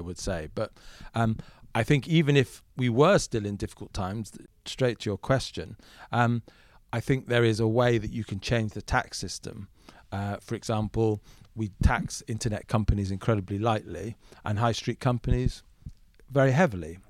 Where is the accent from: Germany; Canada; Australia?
Germany; moved away; I grew up in Germany for a large part of my upbringing